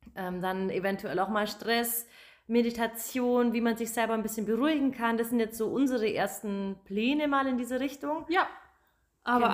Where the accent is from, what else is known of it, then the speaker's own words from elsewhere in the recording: Germany; Ich komme aus Magdoberdorf, bin 28 Jahre alt